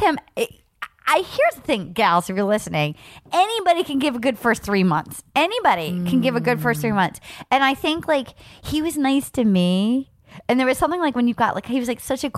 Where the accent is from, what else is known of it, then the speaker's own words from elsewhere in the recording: New England, United States; growing up in New England